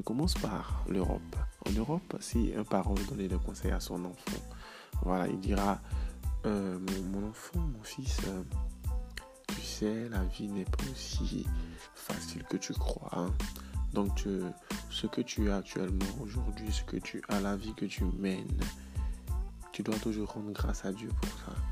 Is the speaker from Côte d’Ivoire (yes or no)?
yes; Côte d’Ivoire; chez moi en Côte d'Ivoire